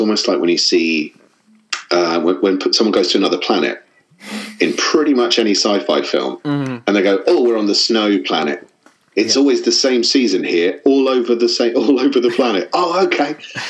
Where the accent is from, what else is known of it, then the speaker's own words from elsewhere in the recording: Hampshire, South East England, United Kingdom; I'm from Hampshire in... which is right down the bottom, down the south of England on the coast.